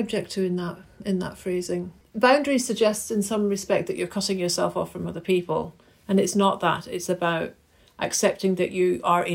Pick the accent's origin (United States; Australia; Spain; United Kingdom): United Kingdom; Glasgow, Scotland; moved away; I grew up in Glasgow and my parents used to take me to the Kelvin Grove Art Gallery Museum pretty much every weekend